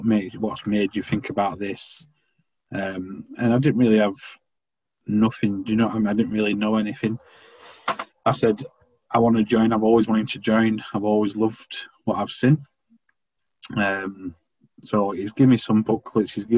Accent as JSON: {"language": "English", "town": "Bamber Bridge", "region": "North West England", "country": "United Kingdom", "tie": "born or raised there", "said": "I'm originally from Preston"}